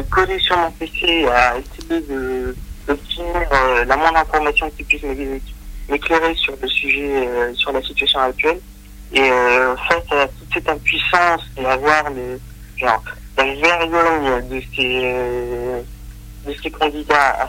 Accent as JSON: {"language": "French", "country": "Bolivia", "moved": "yes", "said": "nous sommes beaucoup de Boliviens à l'étranger"}